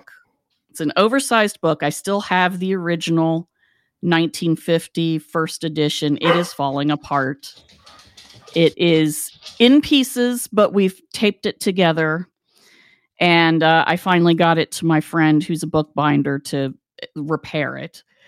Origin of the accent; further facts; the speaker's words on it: West Virginia, United States; we grew up in West Virginia